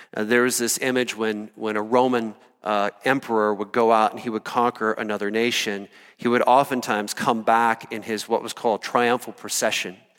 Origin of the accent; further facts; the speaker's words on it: Iowa, United States; moved away as an adult; also born or lived in Colorado; I grew up in Iowa